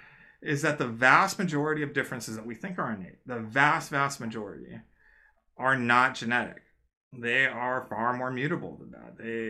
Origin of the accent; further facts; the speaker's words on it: United States; I came here and I was raised in the United States